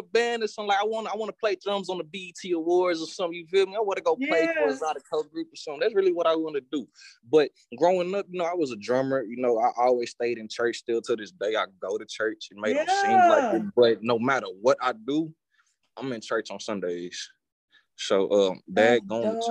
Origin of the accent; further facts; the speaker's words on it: Austin, Texas, United States; growing up in Austin